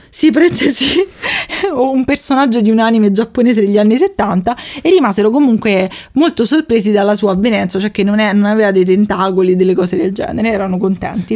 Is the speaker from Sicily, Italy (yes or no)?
no; Rome, Lazio, Italy; accent: Roman